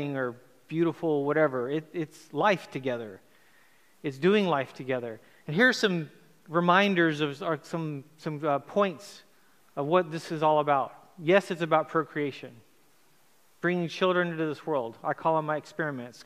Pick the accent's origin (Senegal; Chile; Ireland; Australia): Chile; moved away; also born or lived in United States; I grew up in Chile, South America, had moved to America